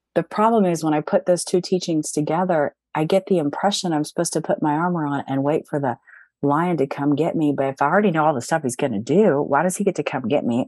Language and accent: English; Cincinnati, Ohio, United States; moved away as an adult; my hometown of Cincinnati, Ohio